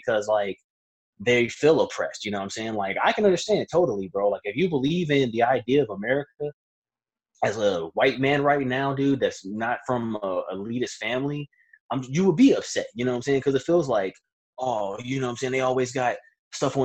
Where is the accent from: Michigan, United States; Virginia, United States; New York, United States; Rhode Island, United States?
Virginia, United States; I'm from Virginia